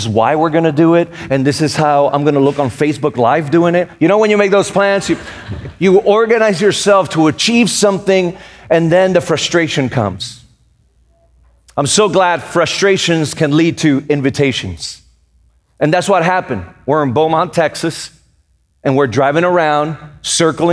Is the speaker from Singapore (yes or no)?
no; Puerto Rico; moved away; also born or lived in Raleigh, North Carolina; I was born and raised in Puerto Rico